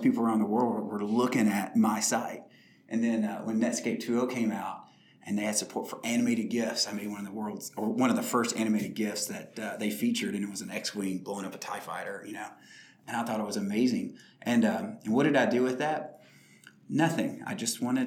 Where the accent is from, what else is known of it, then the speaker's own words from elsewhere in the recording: Glasgow, Kentucky, United States; now in Nashville, United States; I grew up in rural Kentucky, a town called Glasgow, Kentucky